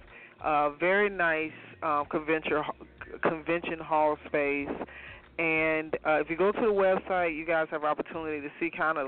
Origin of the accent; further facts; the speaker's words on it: Atlanta, Georgia, United States; you know Atlanta people is tacky